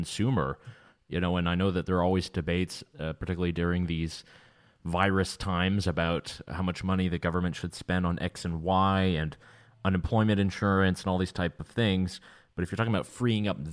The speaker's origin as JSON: {"language": "English", "region": "North Carolina", "country": "United States", "said": "here in my home state of North Carolina"}